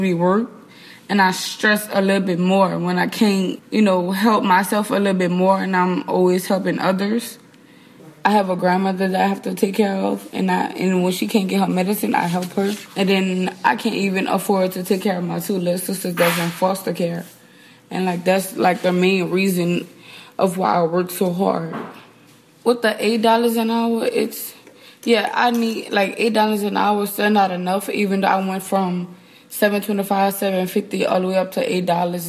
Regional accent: New Orleans, Louisiana, United States; I'm from New Orleans, Louisiana.

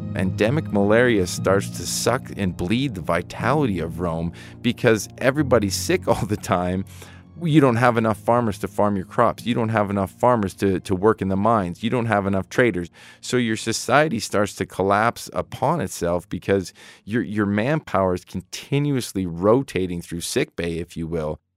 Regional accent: Canada; now in Colorado, United States; being Canadian

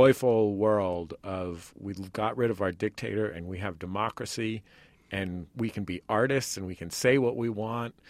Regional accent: San Francisco, California, United States; I grew up in San Francisco

